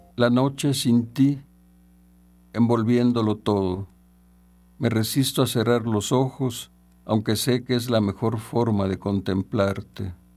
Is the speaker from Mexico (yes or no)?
yes; San Andrés Tuxtla, Veracruz, Mexico; nací en San Andrés Tuxla, en el estado de Veracruz, en 1946